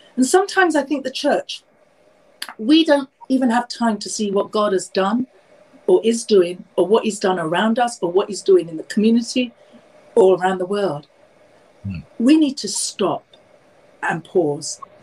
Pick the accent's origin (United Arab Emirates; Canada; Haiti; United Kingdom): United Kingdom; London; I'm born and raised in London, obviously from Indian heritage